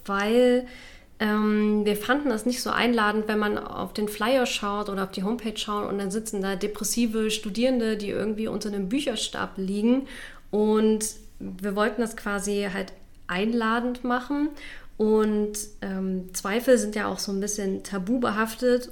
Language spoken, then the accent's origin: German; Halle, Saxony-Anhalt, Germany; von der Uni meiner Heimatstadt. Ich, also ich komme aus Halle, wollte dort auch gerne bleiben